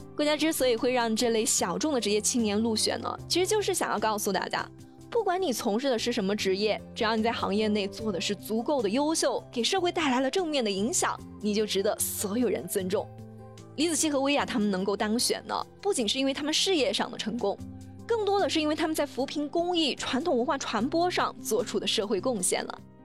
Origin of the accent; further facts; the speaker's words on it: China; 我们中国人